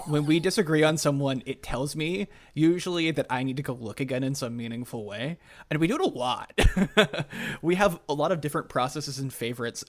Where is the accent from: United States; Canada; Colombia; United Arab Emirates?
Canada; moved away; I'm a Canadian citizen who hasn't lived there in two decades